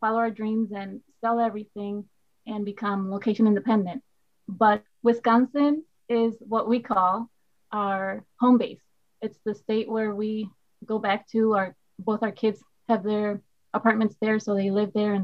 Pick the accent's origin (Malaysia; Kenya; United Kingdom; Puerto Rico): Puerto Rico; first language Spanish; English is a second language; moved away as an adult; also born or lived in United States; now in Midwest, United States; I am a boricua de pura cepa. Uepa. That means born and raised in Puerto Rico.